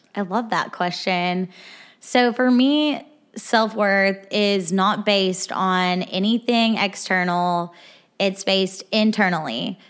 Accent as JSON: {"language": "English", "region": "Arkansas", "country": "United States", "moved": "as an adult", "lives_now": "Nashville, United States", "said": "I am from Arkansas. I moved here to Nashville about a year and a half ago"}